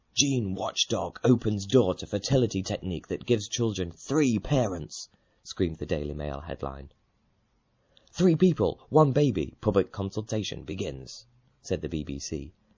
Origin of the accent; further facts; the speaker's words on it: United Kingdom; We're British